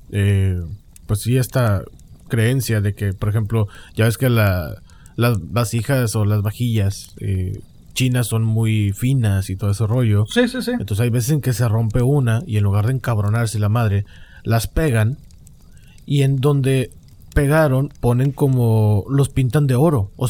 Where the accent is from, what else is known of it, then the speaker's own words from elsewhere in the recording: Mexico; porque a un chihuahua le ponen un sombrerito mexicano y porque yo soy mexicano.